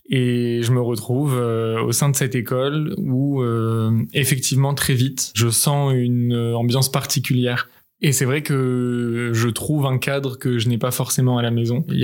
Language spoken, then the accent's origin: French; Paris, Île-de-France, France; Je suis né à Paris, j'ai grandi euh, au sein d'une famille de confession juive, entourée de mes trois grands frères et ma grande sœur.